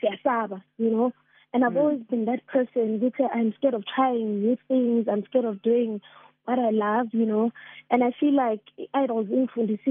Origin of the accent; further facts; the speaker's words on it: Mpumalanga, South Africa; I'm from Mpumalanga